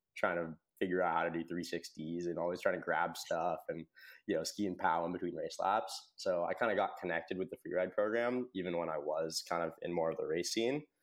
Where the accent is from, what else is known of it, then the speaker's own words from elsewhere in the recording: United States; I grew up in Tahoe